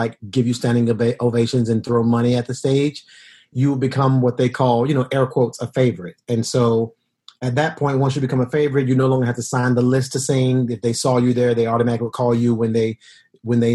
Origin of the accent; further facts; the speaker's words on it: Decatur, Georgia, United States; moved away as an adult; now in New York, United States; I grew up in Decatur